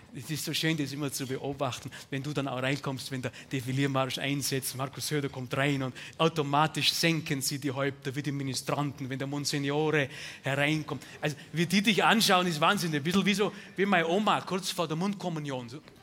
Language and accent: German; Bavaria, Germany; bei uns in Bayern